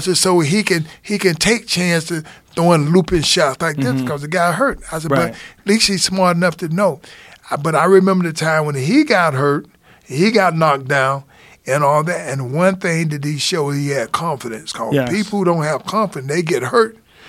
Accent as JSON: {"language": "English", "region": "Alabama", "country": "United States", "said": "I'm from Alabama."}